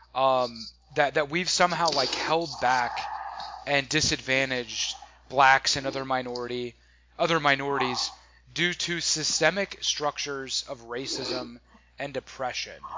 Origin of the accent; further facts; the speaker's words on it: United States; I say that as an American.